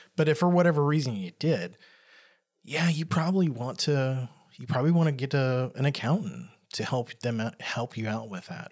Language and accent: English; the South, United States; I grew up in the South, and where I was at was pretty, uh, rural area